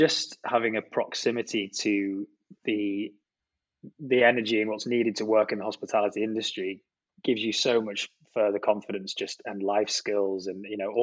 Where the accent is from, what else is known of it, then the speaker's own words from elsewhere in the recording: Penrith, North West England, United Kingdom; moved away as an adult; now in London, United Kingdom; Penrith, my hometown